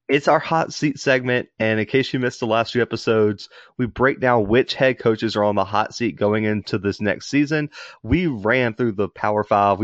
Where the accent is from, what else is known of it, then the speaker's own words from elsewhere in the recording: Mobile, Alabama, United States; we're both from Mobile